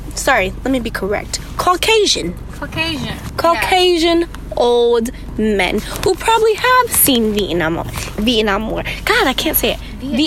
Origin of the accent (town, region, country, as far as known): United States